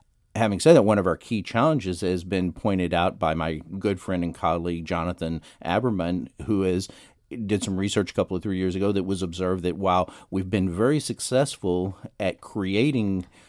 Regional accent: Dallas, Texas, United States; In the Dallas area.

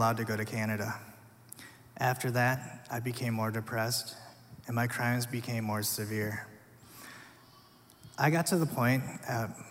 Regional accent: Minnesota, United States; also born or lived in South Korea; I was eventually adopted to a family here in Minnesota

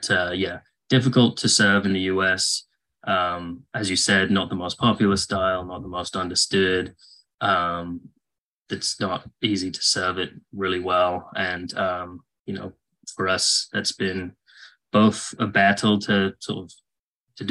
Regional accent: England, United Kingdom; moved away as an adult; now in United States; I grew up in England. I moved permanently to the US in 2010.

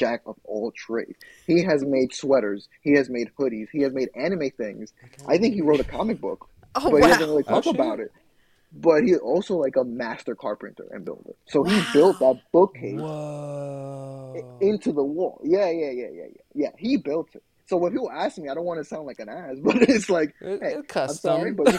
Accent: New York City, New York, United States; I am in Queens, which is my hometown.

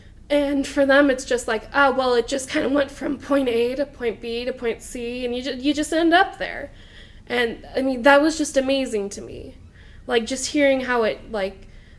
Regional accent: Southern California, United States; growing up in Southern California

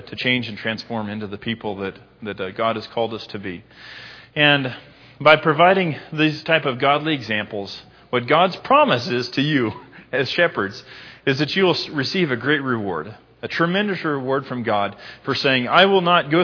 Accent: United States; I'm an American

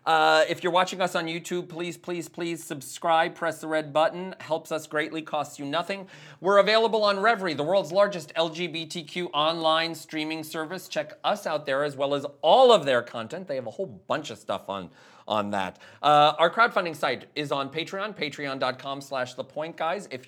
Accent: New York, United States; also born or lived in New England; because I'm from New York and I lived in New England for a long period of time

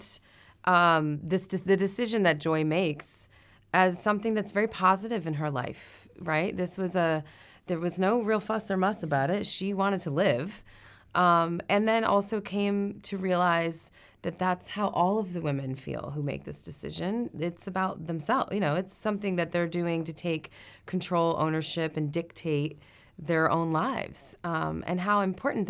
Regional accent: Massachusetts, United States; From Massachusetts

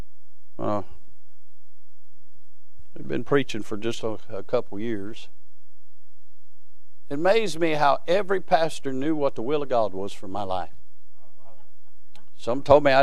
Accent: United States

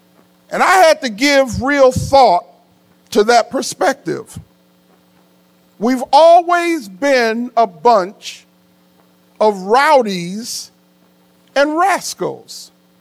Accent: Illinois, United States; now in Liberty, United States; So there you have a black man from Illinois living in South Carolina who loves greens and hot water cornbread

